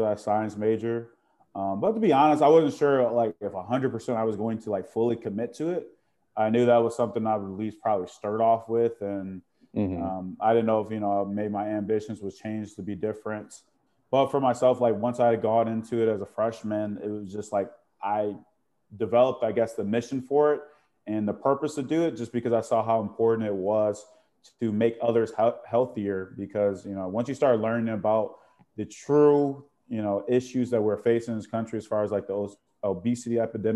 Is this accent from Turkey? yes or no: no; Chicago, Illinois, United States; I grew up in the Chicago area